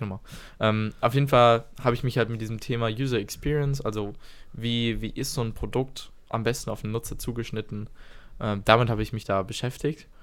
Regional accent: Stuttgart, Baden-Württemberg, Germany; wir kommen beide hier aus Stuttgart. Wir waren in Schulen, die weniger als einen Kilometer voneinander entfernt sind

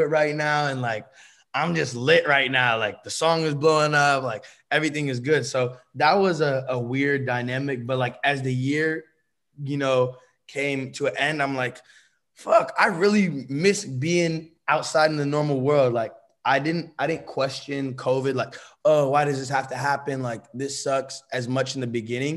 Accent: Bay Area, California, United States; moved away as an adult; also born or lived in Los Angeles; I'm from the Bay Area, that's my hometown

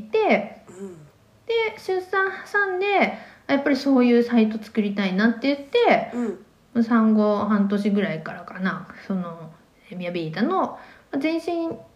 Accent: Shizuoka, Japan; moved away as an adult; also born or lived in Tokyo; now in Kitakyushu, Japan; 学生の時は私静岡出身なんですけど静岡にいた

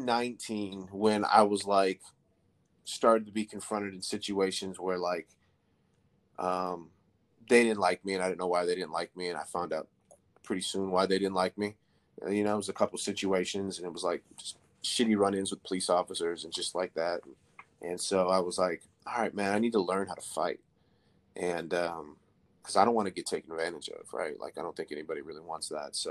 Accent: Minneapolis, Minnesota, United States; moved away as an adult; now in San Antonio, United States; my whole life until 24, 25, I grew up in Minneapolis, Minnesota, and I moved here, I think, 24, 25.

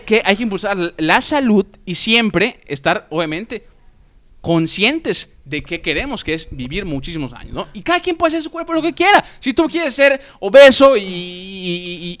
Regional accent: Yucatán, Mexico; todos somos mexicanos, todos somos yucatecos

